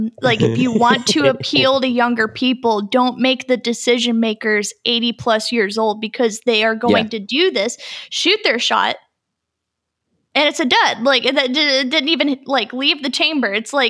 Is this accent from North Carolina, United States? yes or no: yes; North Carolina, United States; she knows what she's talking about because we're from North Carolina, so we know exactly what that looks like.